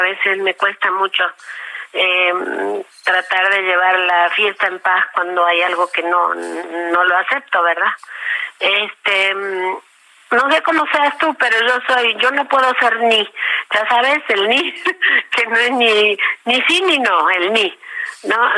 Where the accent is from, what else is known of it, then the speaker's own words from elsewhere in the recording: Patagonia, Argentina; moved away as an adult; also born or lived in Trelew / Buenos Aires; now in Mexico; yo nací en la Patagonia y para mí mi país es la Patagonia